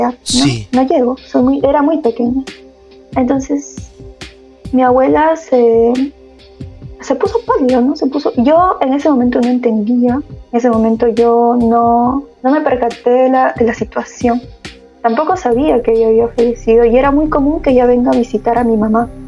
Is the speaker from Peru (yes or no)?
yes; Peru; moved away as an adult; now in Germany; Sí. vine por estudios y me quedé.